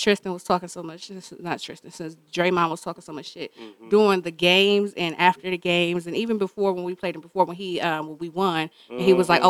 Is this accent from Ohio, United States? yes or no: yes; Cleveland, Ohio, United States; You know what we do in Cleveland.